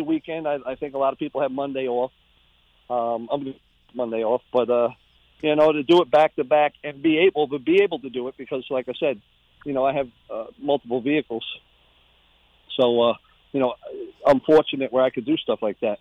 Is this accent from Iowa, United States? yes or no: no; Riverhead, New York, United States; growing up in Riverhead